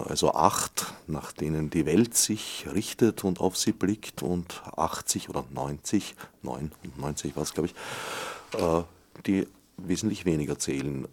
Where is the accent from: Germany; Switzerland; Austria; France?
Austria; bei uns in Österreich